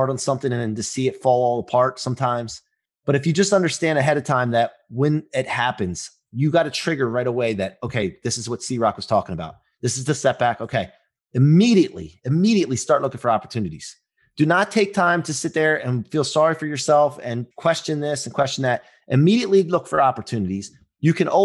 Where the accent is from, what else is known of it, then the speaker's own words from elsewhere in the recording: Maryland, United States; I grew up in Maryland